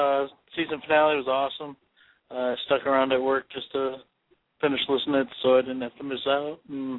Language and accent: English; Chicago, Illinois, United States; from Chicago.